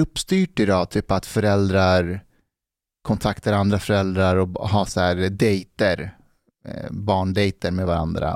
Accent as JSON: {"language": "Swedish", "town": "Älta", "region": "Stockholm County", "country": "Sweden", "tie": "born or raised there", "said": "när jag växte upp i Älta"}